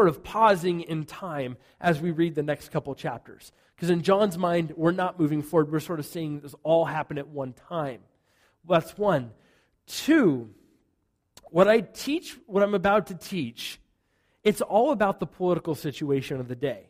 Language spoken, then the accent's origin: English; United States; I'm an American in the church.